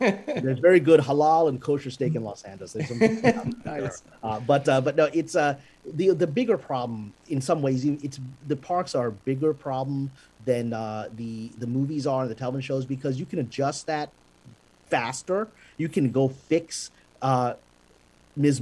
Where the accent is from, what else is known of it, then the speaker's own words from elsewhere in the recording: Pakistan; I'm a Pakistani Muslim guy